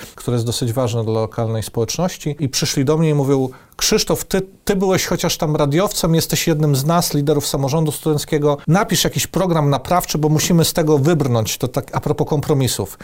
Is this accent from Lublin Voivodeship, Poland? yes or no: yes; Lublin, Lublin Voivodeship, Poland; byłem w jednym z elitar elitarnych liceów e, Lublina, w liceum e, imienia Jana Hetmana Zamojskiego